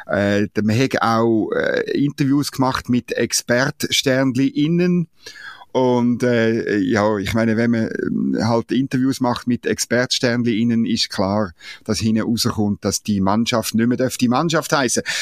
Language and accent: German; Switzerland; ich gebe es natürlich zu, als Schweizer kann man nicht anders als den Engländerinnen äh, Daumen drücken